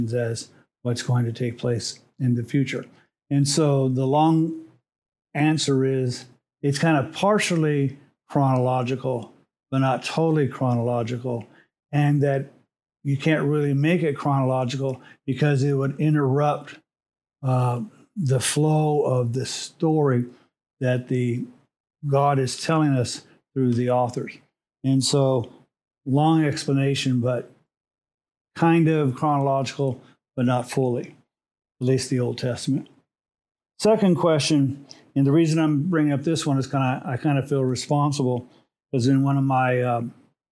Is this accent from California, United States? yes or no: yes; Los Angeles, California, United States; also born or lived in Montebello, California; I was born in Montebello, California. And my first place that I lived was on a street called Betty in East Los Angeles